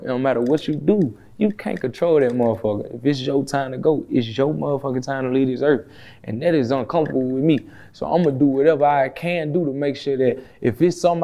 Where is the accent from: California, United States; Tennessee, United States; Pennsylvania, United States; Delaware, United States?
Tennessee, United States; Memphis; I come from Memphis